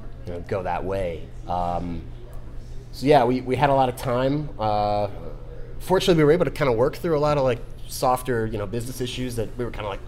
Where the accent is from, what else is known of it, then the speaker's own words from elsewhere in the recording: Pittsburgh, Pennsylvania, United States; moved away; We're from Pittsburgh originally